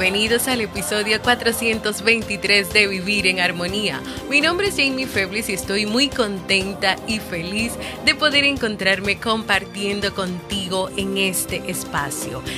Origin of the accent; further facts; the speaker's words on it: Dominican Republic; En mi país, República Dominicana